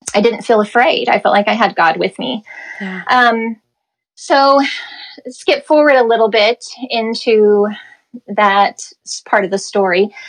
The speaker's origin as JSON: {"language": "English", "region": "Midwest", "country": "United States", "tie": "born or raised there", "also_born_or_lived": "Los Angeles", "moved": "as an adult", "said": "growing up in the Midwest, growing up very sheltered"}